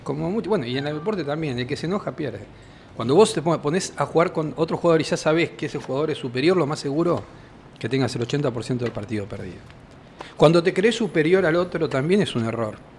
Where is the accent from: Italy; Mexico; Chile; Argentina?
Argentina; como argentino